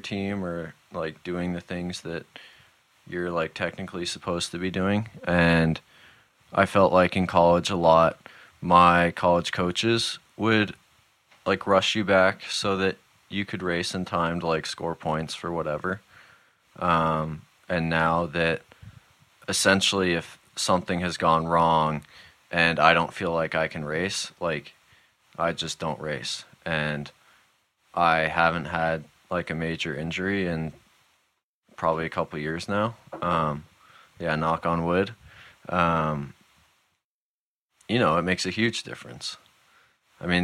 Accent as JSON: {"language": "English", "town": "San Francisco", "region": "California", "country": "United States", "tie": "born or raised there", "also_born_or_lived": "Seattle / Marin County", "moved": "as an adult", "lives_now": "New Hampshire, United States", "said": "I was born in San Francisco, spent most of my childhood within like 15 minutes of San Francisco, lived in Seattle for 6 years"}